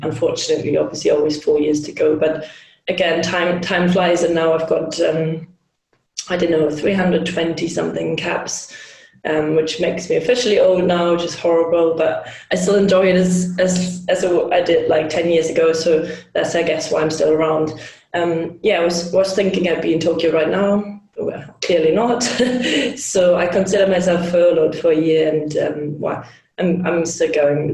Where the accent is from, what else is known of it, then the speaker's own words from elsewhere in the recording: Hamburg, Germany; I'm Hamburg from Hamburg um, in Germany